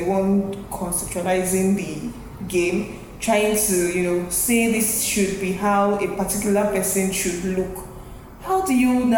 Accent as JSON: {"language": "English", "country": "Nigeria", "said": "I'm a Nigerian"}